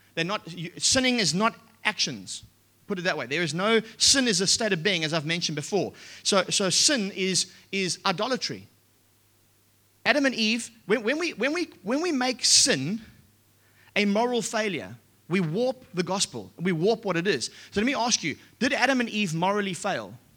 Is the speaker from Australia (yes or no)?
yes; Australia; we're Australian